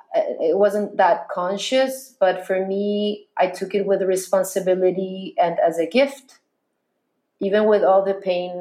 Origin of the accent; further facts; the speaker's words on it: Chile; I was Latin, because I was Chilean